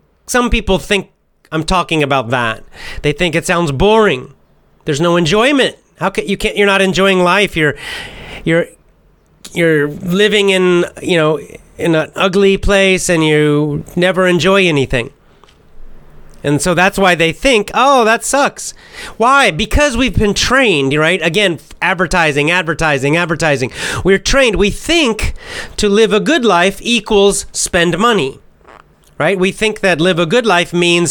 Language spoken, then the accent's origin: English; the South, United States; I'm from the South in the United States